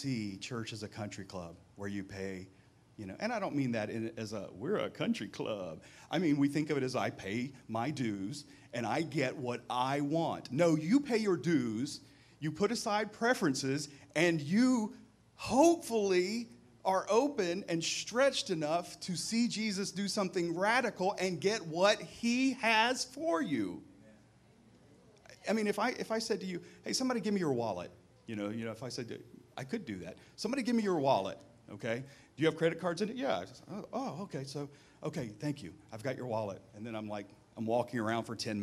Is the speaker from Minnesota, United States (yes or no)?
no; Mississippi, United States; moved away; to the South where I grew up in Mississippi